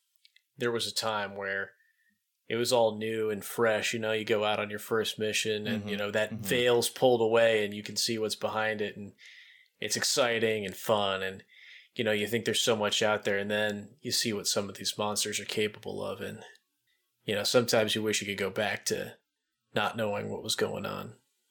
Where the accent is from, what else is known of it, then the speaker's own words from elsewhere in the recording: East Coast, United States; Well, born and raised on the East Coast.